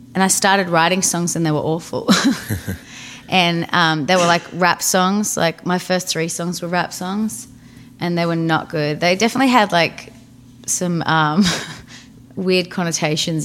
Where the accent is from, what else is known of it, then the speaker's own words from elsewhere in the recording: northeast Victoria, Australia; now in Nashville, United States; I grew up in a really small town of 3,000 people. 3,600 people, and it was like just a tiny little city, like tiny little town in the northeast of Victoria, which is kind of about 3 hours from Melbourne